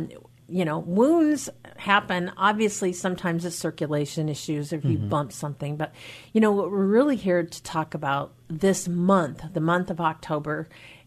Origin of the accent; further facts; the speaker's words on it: Skagit County, Washington, United States; I was raised in Skagit County